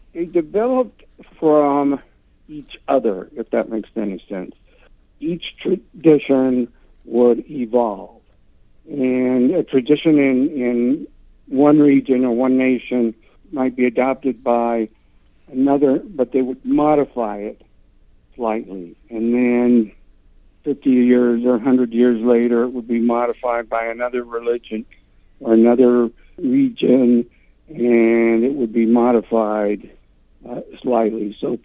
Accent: Utah, United States; I grew up in Utah in a Catholic family

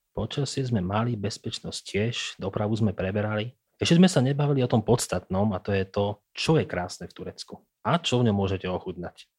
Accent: Prievidza, Trenčín Region, Slovakia; Prievidzu. Jednoducho, odkiaľ, odkiaľ som

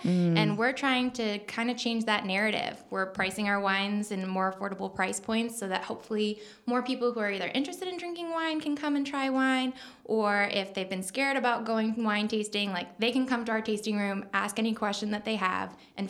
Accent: New York, United States; accent: Long Island; I was born and raised on Long Island. I don't have the accent, but I can bring it out

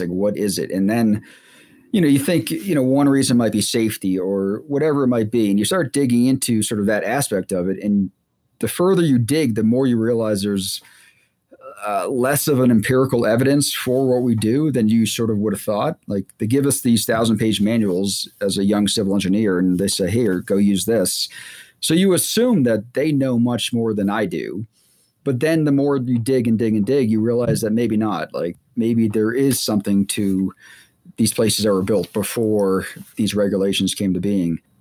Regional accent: Boston, Massachusetts, United States; also born or lived in Virginia; I grew up in the Boston area

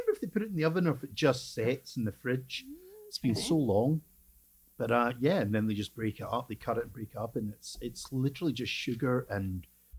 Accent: Scotland, United Kingdom; now in Canada; As a Scottish kid

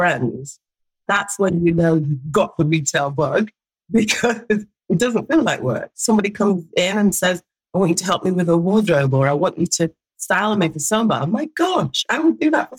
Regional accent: Derby, East Midlands, United Kingdom; also born or lived in Jamaica; now in London, United Kingdom; we're all from Derby

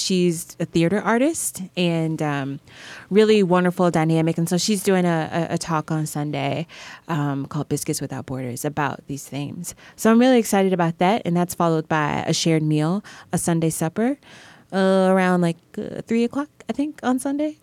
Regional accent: Belleville, Illinois, United States; moved away; also born or lived in Brooklyn; I'm from the Midwest and I'm particularly from Southern Illinois. It's this town called Belleville

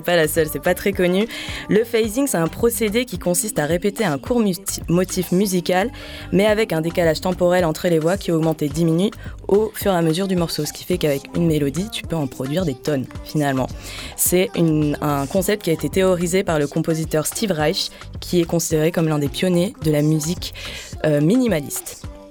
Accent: Bordeaux, Nouvelle-Aquitaine, France; venu tout droit de ma terre natale, Bordeaux. Et ouais, je viens de Bordeaux

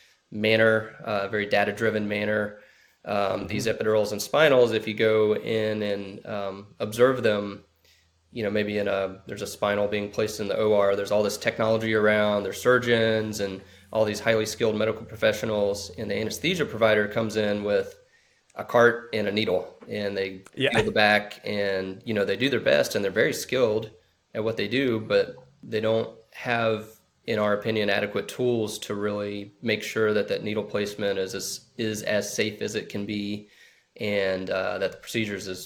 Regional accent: Hickory, North Carolina, United States; moved away as an adult; also born or lived in Virginia; I was raised in North Carolina, a place called Hickory, North Carolina

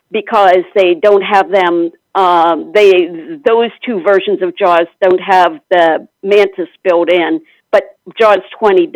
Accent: Pennsylvania, United States; now in Alexandria, United States

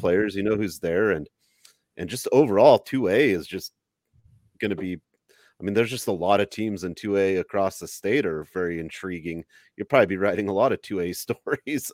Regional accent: Idaho, United States; born in Idaho

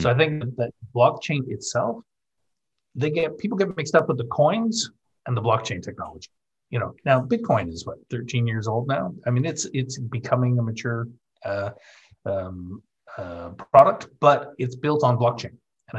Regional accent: Calgary, Alberta, Canada; moved away as an adult; now in Isle of Man; we moved the company from Canada, Calgary, my hometown, to the Isle of Man back in 2003. And I've been here ever since.

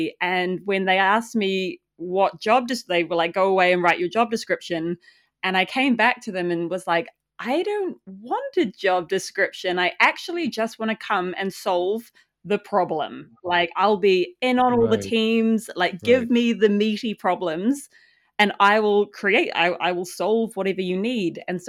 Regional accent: New Zealand; moved away as an adult; I left New Zealand when I was 20. So I was quite young. And so I grew up in New Zealand in, like, a really small farming town and was like, get me out of here.

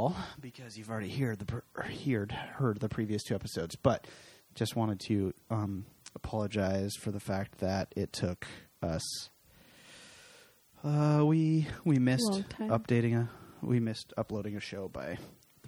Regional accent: Seattle, Washington, United States; I'm born and raised here in Seattle

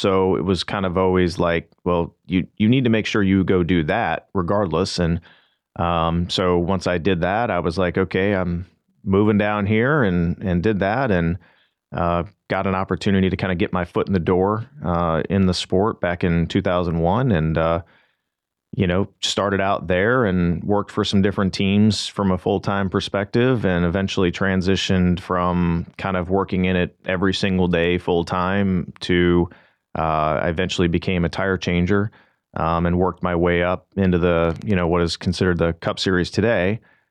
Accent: St. Louis, Missouri, United States; I'm originally from the St. Louis area, Mizzou grad. So went to the University of Missouri, and my dad was a mechanic by trade.

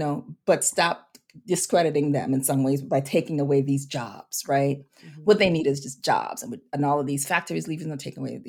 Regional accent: St. Croix, U.S. Virgin Islands; I was also raised on an island. I'm from the St. Croix, U.S. Virgin Islands. So the culture is different.

